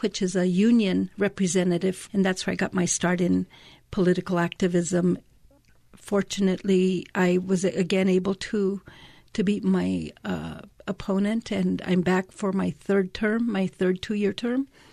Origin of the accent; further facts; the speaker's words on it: Taos, New Mexico, United States; moved away as an adult; now in Albuquerque, United States; I was born and raised in Taos, in Ranchitos.